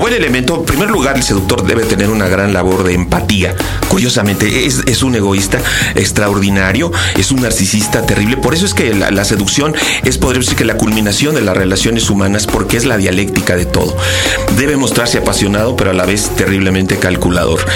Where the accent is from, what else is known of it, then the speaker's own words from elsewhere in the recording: Querétaro, Mexico; soy queretano